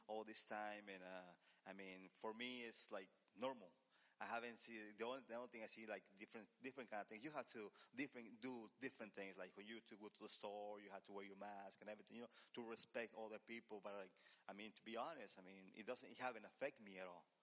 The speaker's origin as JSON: {"language": "English", "country": "Mexico", "tie": "born or raised there", "moved": "yes", "said": "since I'm from Mexico, I used to uh, my, the church was in Mexico was in the same in the same uh, land that we have our house"}